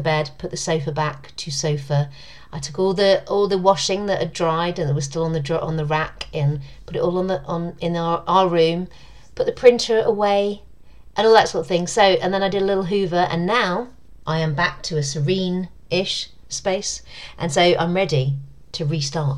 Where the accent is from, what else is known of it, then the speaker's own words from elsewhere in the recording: London, United Kingdom; my hometown